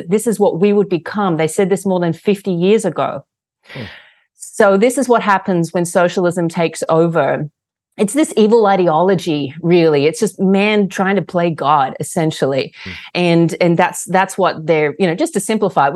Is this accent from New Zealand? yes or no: no; Australia; moved away as an adult; now in United States; I was born and raised in Australia to a family of Russian immigrants